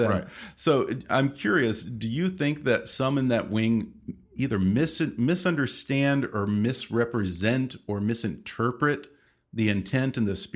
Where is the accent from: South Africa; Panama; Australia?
Panama; born there; I was born I in Panama.